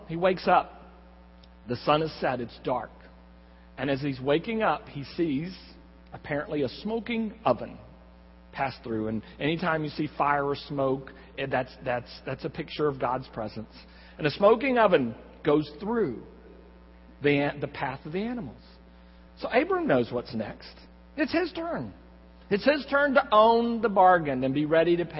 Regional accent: Corpus Christi, Texas, United States; now in San Antonio, United States; I grew up in Corpus Christi, and I'm the Jaws generation.

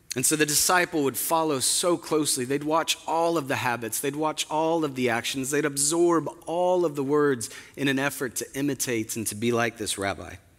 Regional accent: Spokane, Washington, United States; moved away; my hometown of Spokane

